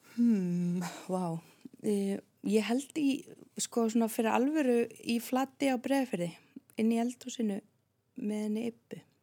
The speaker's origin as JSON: {"language": "Icelandic", "town": "Vík í Mýrdal", "region": "Southern Region", "country": "Iceland", "tie": "born or raised there", "also_born_or_lived": "Reykjavík", "moved": "yes", "said": "ég elst upp í Viki Myrdal"}